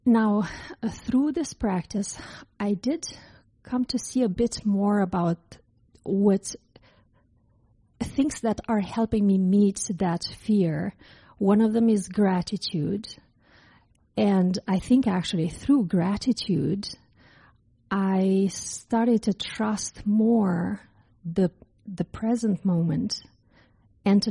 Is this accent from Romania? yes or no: yes; Romania; moved away; I'm from Romania, from Eastern Europe, and when I was in middle school, we had a revolution in my country